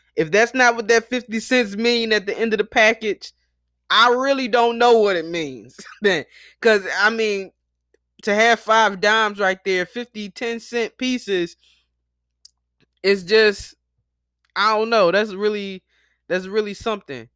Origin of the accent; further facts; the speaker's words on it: Philadelphia, Pennsylvania, United States; my hometown of Philly